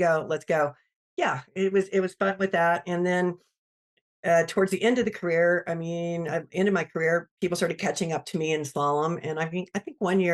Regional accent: Greenville, South Carolina, United States; I'm from Greenville, South Carolina. So that's kind of my stomping grounds out there

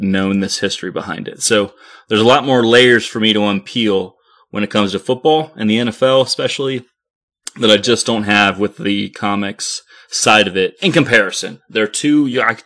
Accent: Canton, Ohio, United States; I'm from Canton, Ohio. I grew up around the Hall of Fame

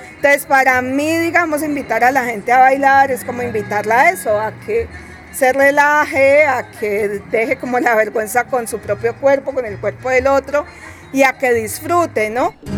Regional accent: Cali, Valle del Cauca, Colombia; yo soy de Cali, Colombia

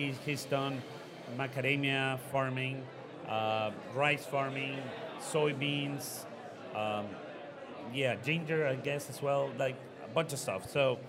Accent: Ecuador; also born or lived in Costa Rica; I grew up in Ecuador, Costa Rica as well, got a business school degree in the United States.

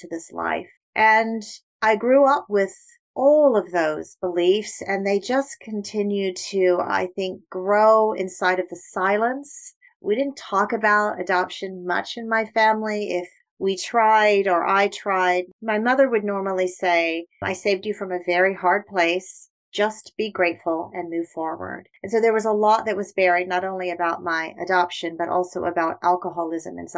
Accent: United Kingdom; moved away; I was born in the United Kingdom and placed into foster care early on

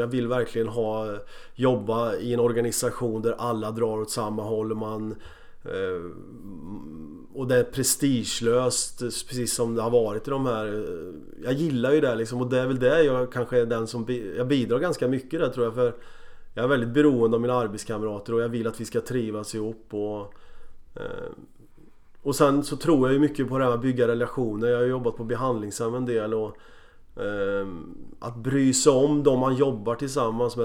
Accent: Motala, Östergötland, Sweden; moved away; also born or lived in Borås / Copenhagen; jag kom från Motala

